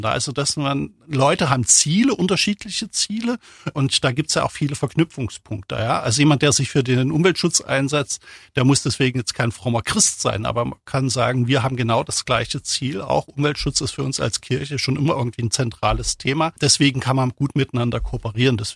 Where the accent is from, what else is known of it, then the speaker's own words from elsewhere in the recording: East Germany, Germany; selbst komme aus der DDR, bin groß geworden in der DDR und bin in einer Familie groß geworden, die so leicht kirchlich sozialisiert war